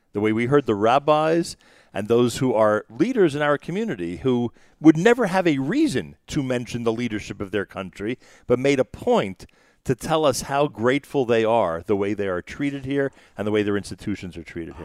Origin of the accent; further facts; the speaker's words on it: New York, United States; we're from New York